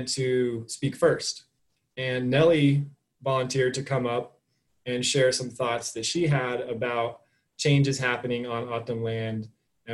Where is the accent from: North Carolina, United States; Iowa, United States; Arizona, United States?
Arizona, United States; Flagstaff; now in Tucson, United States; I'm from Arizona, but I'm from Northern Arizona.